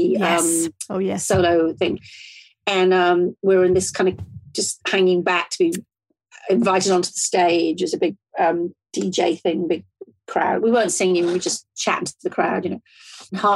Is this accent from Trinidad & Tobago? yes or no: no; Shropshire, West Midlands, United Kingdom; also born or lived in Liverpool; although I'm a Scouser by birth, I was raised in Shropshire, which is very rural